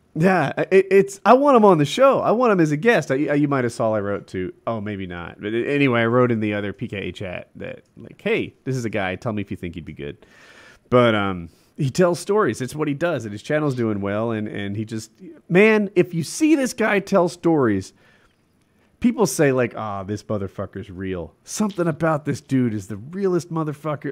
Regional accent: United States; as a American

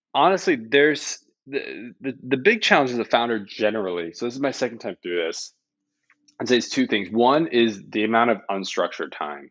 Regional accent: Canada; I'm Canadian

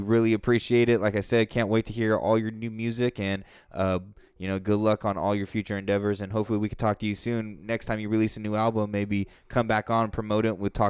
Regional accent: Stockton, Lodi area, Northern California, United States; We're all from Northern California in the Stockton, Lodi area.

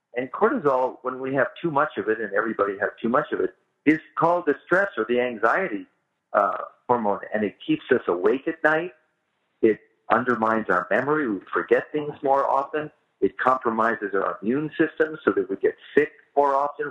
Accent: Bay Area, California, United States; I grew up in the Bay Area

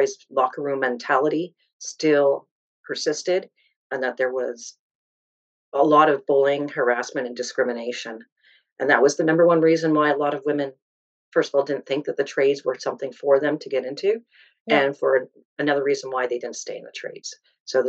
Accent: Southern Ontario, Canada; I grew up in Southern Ontario

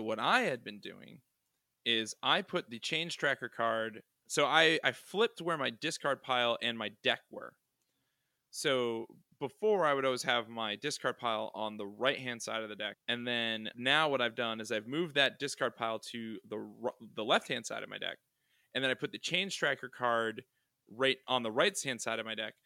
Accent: New England, United States; I'm from New England

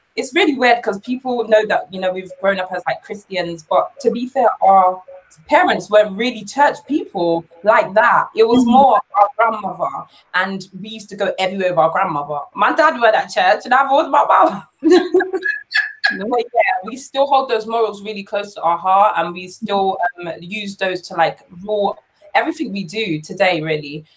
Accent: London, United Kingdom; we were born in London, we were raised in London

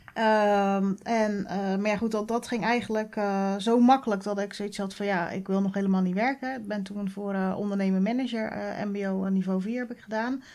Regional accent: Oud-Beijerland, South Holland, Netherlands; also born or lived in Gouderak; now in Krimpen aan den IJssel, Netherlands; Ik ben eh, opgegroeid in Oud-Beierland. Nou, dat ligt ongeveer een kilometer

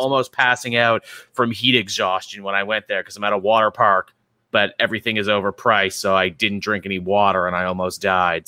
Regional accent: Canada; being Canadian

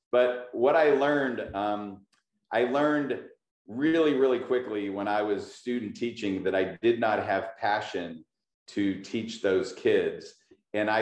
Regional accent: Pittsburgh, Pennsylvania, United States; moved away as an adult; now in California, United States; I'm very proud to be from Pittsburgh. I just happened to move to California

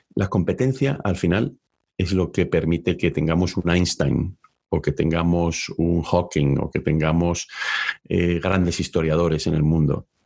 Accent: León, Castile and León, Spain; moved away as an adult; also born or lived in Oviedo, Spain; now in United States; Yo originalmente nací en León, es cierto que soy medio asturiano y estudié la carrera económicas en la Universidad de Oviedo.

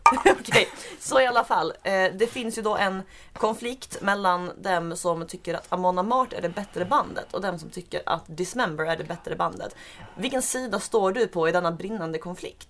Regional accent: Skåne, Sweden; som skåning

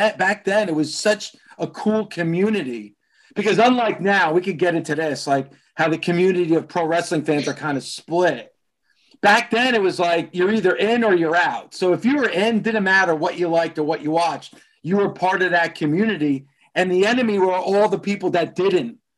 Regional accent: New Jersey, United States; I grew up in Jersey. So this is New Jersey.

